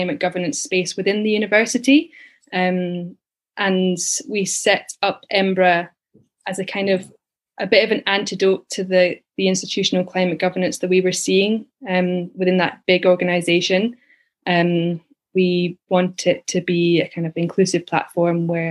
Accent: Edinburgh, Scotland, United Kingdom; also born or lived in Dominican Republic / Glasgow; I was born in Leith and grew up there, went to school there

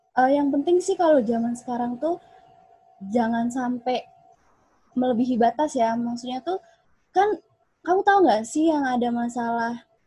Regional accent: Pagar Alam, South Sumatra, Indonesia; jauh di Pagar Alam, Sumatera Selatan

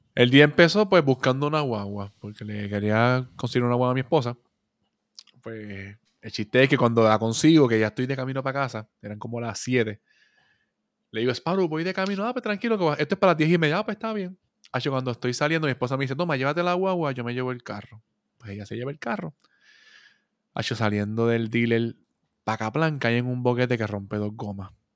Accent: Puerto Rico; somos puertorriqueños

